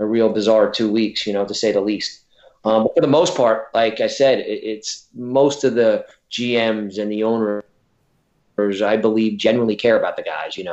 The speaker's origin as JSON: {"language": "English", "town": "Brick", "region": "New Jersey", "country": "United States", "tie": "born or raised there", "said": "I grew up in Brick, New Jersey, which is right on the borderline"}